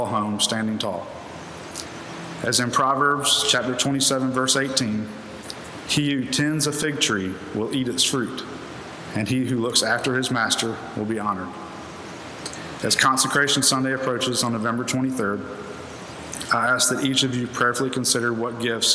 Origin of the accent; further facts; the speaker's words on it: Columbia, South Carolina, United States; now in Greer, United States; the church where I grew up in Columbia